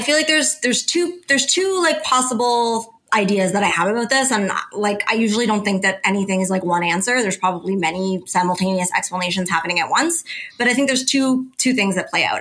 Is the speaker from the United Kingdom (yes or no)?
no; Canada; I'm Canadian